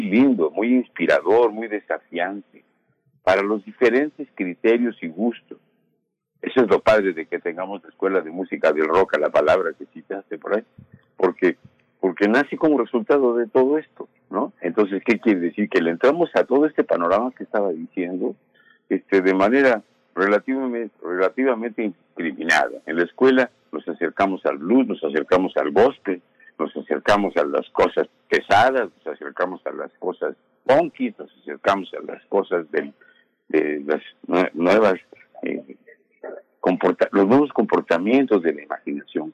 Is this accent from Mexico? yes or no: yes; Mexico; somos mexicanos